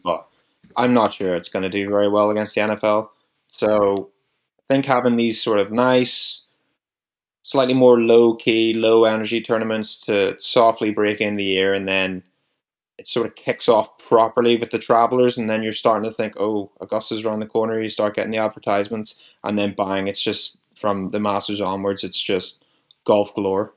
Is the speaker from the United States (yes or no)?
no; Newcastle, Northern Ireland, United Kingdom; accent: similar to Rory McIlroy; I'm from Northern Ireland, a place called Newcastle, Northern Ireland